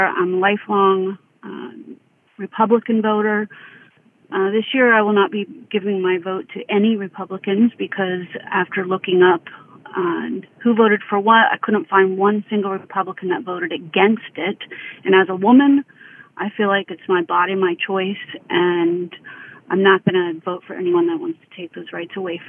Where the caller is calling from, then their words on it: Conroe, Texas, United States; I'm calling from Conroe, Texas, and I was calling in to comment on something that is a big issue for me when I go to the polls.